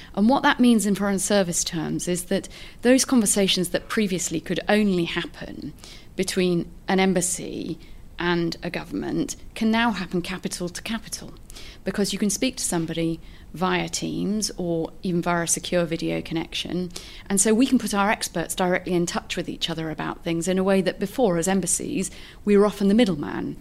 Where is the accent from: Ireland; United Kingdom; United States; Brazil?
United Kingdom; moved away as an adult; now in Canada; as a Brit